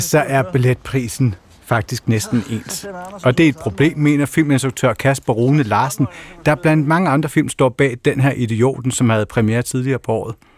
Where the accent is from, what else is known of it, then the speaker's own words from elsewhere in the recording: Kerteminde, Southern Denmark, Denmark; Jeg kommer fra Kerteminde.